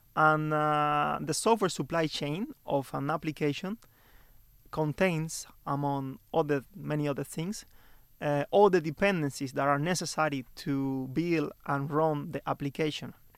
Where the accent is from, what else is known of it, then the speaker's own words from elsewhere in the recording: Santa Clara, Villa Clara, Cuba; moved away as an adult; now in Stockholm, Sweden; I'm from Cuba